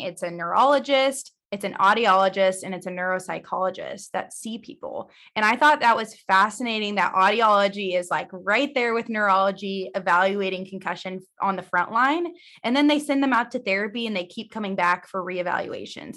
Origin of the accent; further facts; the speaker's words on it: Missouri, United States; also born or lived in Indiana / Phoenix; I'm originally from Missouri, so born and raised here